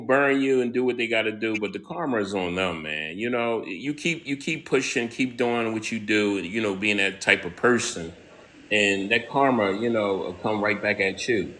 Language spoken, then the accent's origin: English; Philadelphia, Pennsylvania, United States; I grew up in the hood of Philadelphia